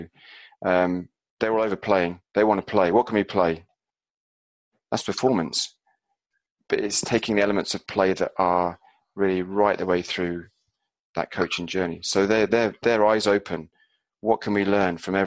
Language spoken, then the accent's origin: English; Glastonbury, South West England, United Kingdom; I grew up near Glastonbury